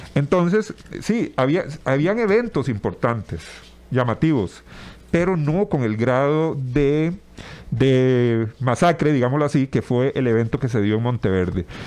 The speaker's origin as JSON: {"language": "Spanish", "town": "Tibás", "region": "San José", "country": "Costa Rica", "tie": "born or raised there", "said": "yo soy oriundo también de Tibás"}